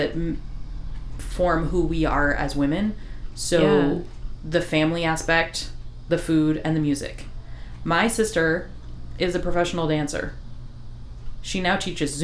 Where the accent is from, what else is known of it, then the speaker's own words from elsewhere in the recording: Iowa, United States; I grew up in Iowa. I was the only Hispanic person in the entire school.